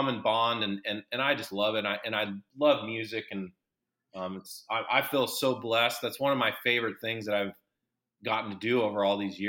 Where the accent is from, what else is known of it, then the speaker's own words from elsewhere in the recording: Seattle, Washington, United States; growing up in Seattle